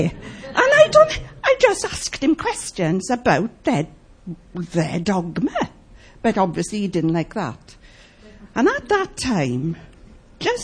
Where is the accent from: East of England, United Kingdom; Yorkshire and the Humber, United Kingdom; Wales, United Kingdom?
Wales, United Kingdom; I was brought up in the Welsh chapels